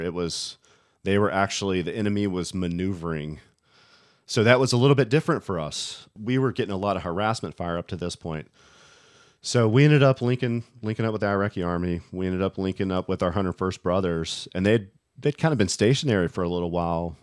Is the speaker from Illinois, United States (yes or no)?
no; West Virginia, United States; a boy growing up in West Virginia.